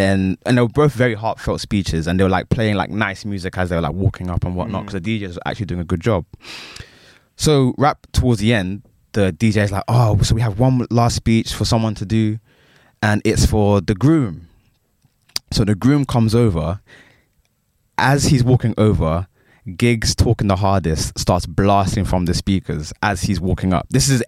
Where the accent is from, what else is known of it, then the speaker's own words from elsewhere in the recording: Hayes, London, United Kingdom; I had to represent. I'm from Hayes. I have to represent.